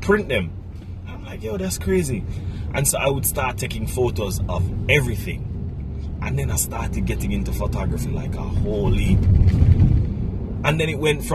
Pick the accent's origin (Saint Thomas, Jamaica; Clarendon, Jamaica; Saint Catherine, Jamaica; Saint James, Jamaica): Saint Catherine, Jamaica; Bog Walk; moved away as an adult; now in Kingston, Jamaica; I am originally from St. Catherine, community of Bogwalk. I grew up in a large family.